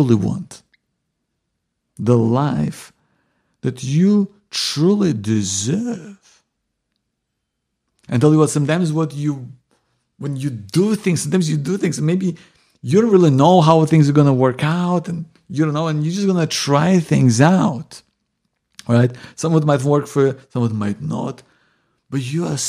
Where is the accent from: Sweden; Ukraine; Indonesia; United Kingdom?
Ukraine; moved away; I'm originally from Ukraine